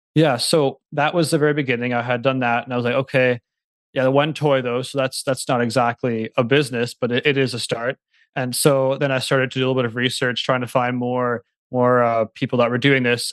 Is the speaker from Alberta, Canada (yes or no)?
no; Manitoba, Canada; I live nearby Winnipeg. It's the city, it's the capital city of Manitoba, so I'm from Canada